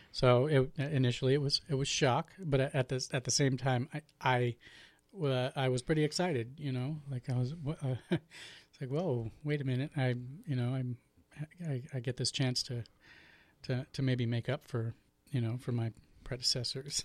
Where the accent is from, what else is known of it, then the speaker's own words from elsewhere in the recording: Portland, Oregon, United States; I was born and raised in Portland, Oregon